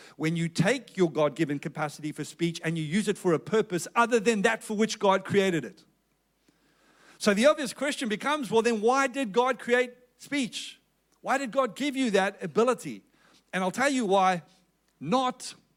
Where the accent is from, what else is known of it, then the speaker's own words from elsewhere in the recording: South Africa; accent: South African; moved away as an adult; now in Perth, Australia; You can tell that I'm originally from South Africa by my accent.